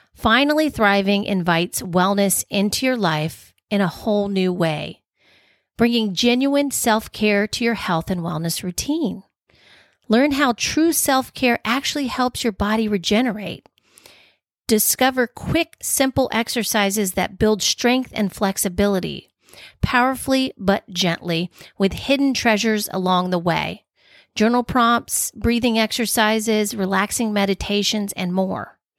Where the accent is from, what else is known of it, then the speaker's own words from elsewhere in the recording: Atlanta, Georgia, United States; moved away as an adult; now in Portland, United States; I grew up in Atlanta, Georgia